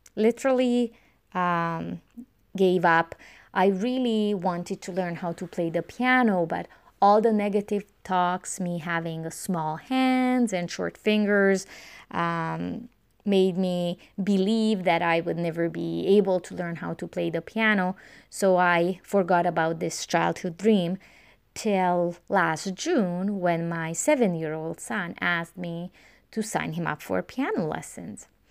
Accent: Romania; English is a second language; moved away; growing up in Romania, during the communist regime, my options were quite limited

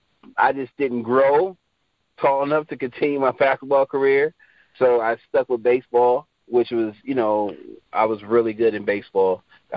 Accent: Travis Air Force Base, California, United States; So, I was born in Southern California, but I grew up in Northern California. I'm a military brat, so my father was in the Air Force. So we moved to Travis Air Force Base when I was, I don't know, like a year or two or something like that.

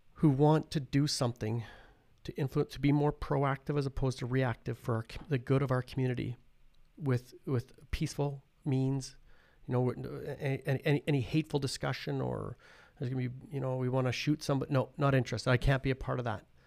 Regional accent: Paradise Hill, Saskatchewan, Canada; I'm from Paradise Hill

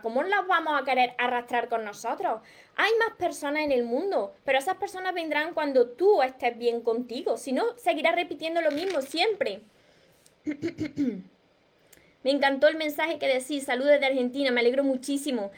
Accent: Córdoba, Andalusia, Spain; Del sur, de Córdoba. Soy de Córdoba

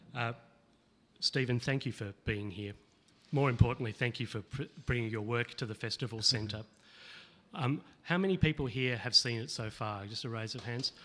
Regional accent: Boonwurrung land, Victoria, Australia; I grew up on Bunwurrung land.

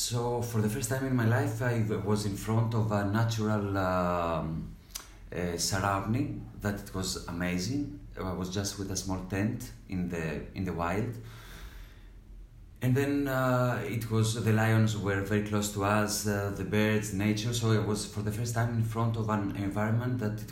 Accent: Peloponnese, Greece; moved away as an adult; also born or lived in Athens, Greece / Amsterdam, Netherlands; I grew up in a small village in Peloponnese

